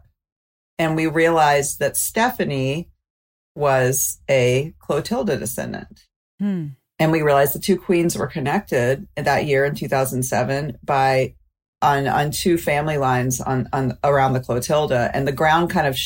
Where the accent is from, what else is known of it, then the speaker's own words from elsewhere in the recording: Mobile, Alabama, United States; I'm from Mobile, Alabama